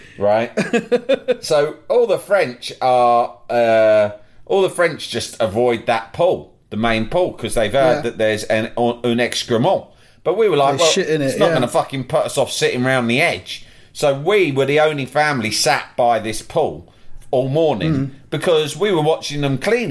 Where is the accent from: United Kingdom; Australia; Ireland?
United Kingdom; England